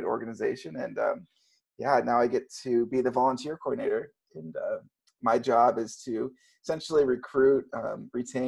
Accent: Texas, United States; moved away as an adult; also born or lived in Colorado / Steamboat Springs, Colorado; now in Seattle, United States; growing up in Texas

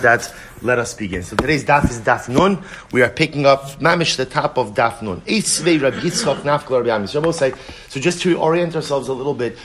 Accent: United States; as an American

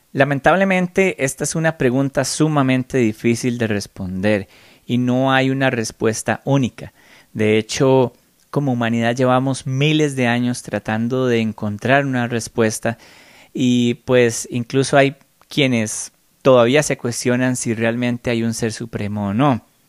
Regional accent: Costa Rica; yo nací en Costa Rica y por más feliz que yo me siento de haber nacido aquí, yo no escogí haber nacido acá.

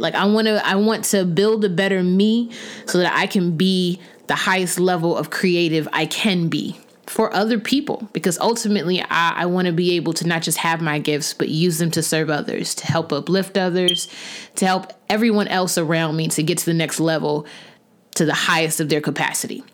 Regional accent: Huntsville, Alabama, United States; moved away as an adult; now in Maryland, United States; I was born and raised in Huntsville, Alabama

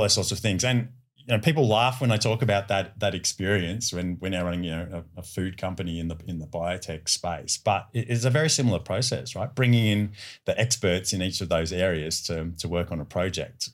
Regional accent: Melbourne, Victoria, Australia; my hometown of, of Melbourne

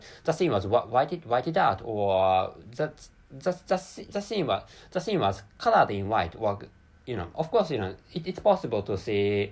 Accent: Japan; first language Japanese; English is a second language; I'm a Japanese person, and my mother tongue is Japanese language, which is why, so I can't speak English natively

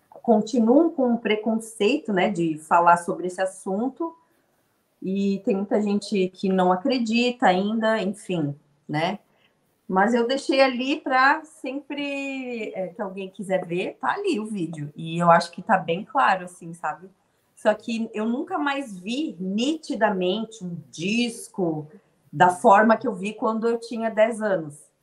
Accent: Rio Grande do Sul, Brazil; eu sou gaúcha, eu morei em Erechim. Foi em 97, 1997, eu tinha uns 9, 10 anos de idade.

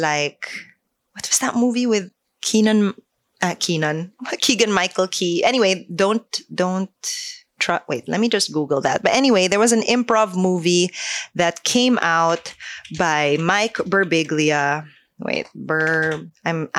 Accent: Philippines; as a Filipino improviser when I went to New York to study

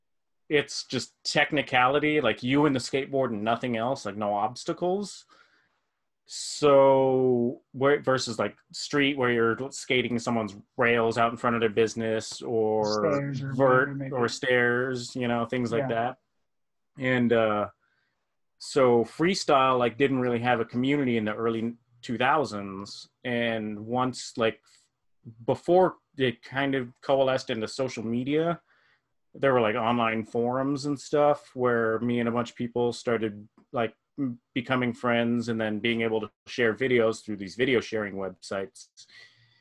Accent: Las Vegas, Nevada, United States; I'm from Las Vegas.

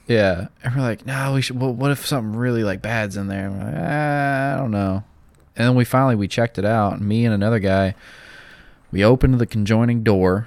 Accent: the South, United States; I'm from the South

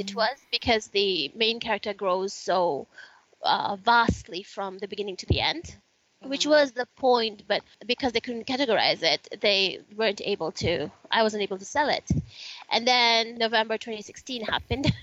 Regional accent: Fiji; I grew up in Fiji and it's uh, Fiji is super multicultural.

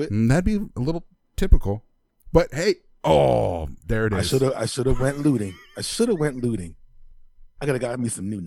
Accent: United States; Now, I'm American. I love the flag. I have one in front of my house hanging up right now.

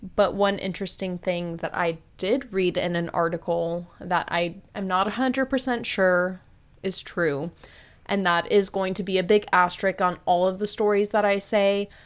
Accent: United States; I'm American

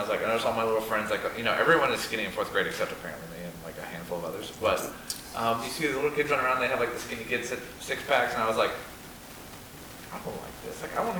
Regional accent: Ireland; You've got the Irish endorsement. I'm Irish.

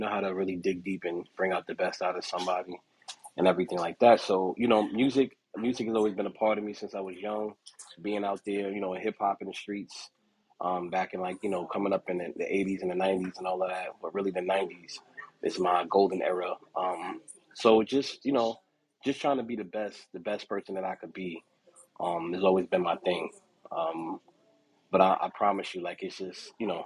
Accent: New York City, New York, United States; moved away; also born or lived in Raeford, North Carolina; I'm from the South Bronx of New York City.

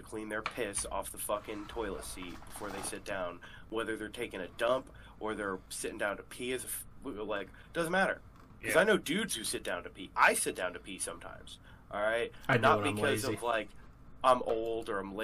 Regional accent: United States

